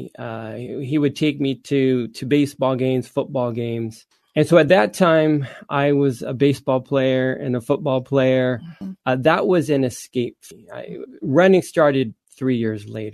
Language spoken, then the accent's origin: English; Anaheim, California, United States; also born or lived in Stanton, California; we moved from Stanton to Anaheim